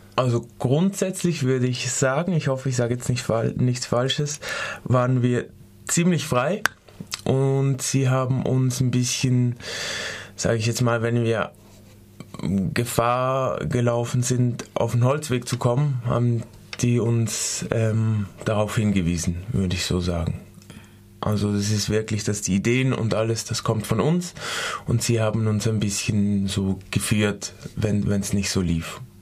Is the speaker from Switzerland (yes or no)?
yes; Switzerland; moved away as an adult; now in Freiburg, Germany; ich bin auch aus der Schweiz